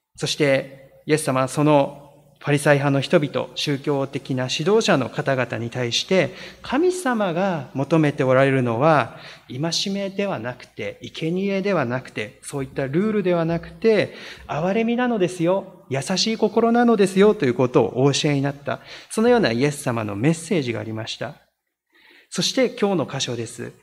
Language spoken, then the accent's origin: Japanese; Niigata, Japan; moved away; 私の出身が新潟でありますけれども